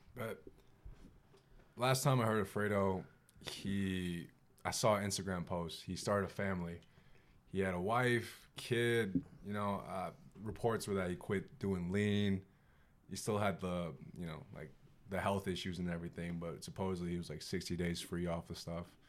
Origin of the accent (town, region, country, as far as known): Chicago, Illinois, United States; moved away as an adult; also born or lived in Boston